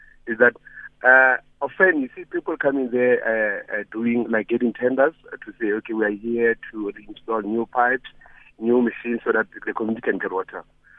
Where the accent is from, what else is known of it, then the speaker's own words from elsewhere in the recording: Mokopane, Limpopo, South Africa; Friends, I'm coming from a village called Pudiakopa in Mokopane.